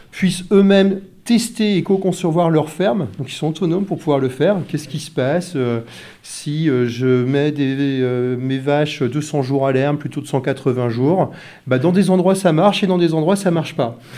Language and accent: French; Brittany, France; Je euh, je vois pas, euh, on est breton nous